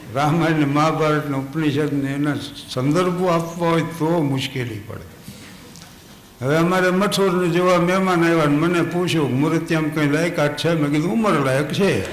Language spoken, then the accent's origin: Gujarati; Thangadh, Gujarat, India; આ જન્મથી આટલા વર્ષ મારા થાનમાં જ વિત્યા જે સ્કૂલમાં હું ભણતો